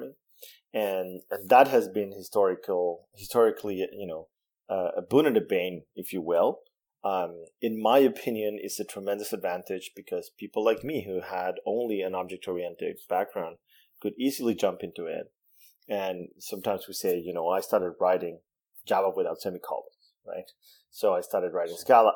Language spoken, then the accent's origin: English; Venezuela; first language Spanish; English is a second language; I was born and raised in Venezuela. Spanish is my first language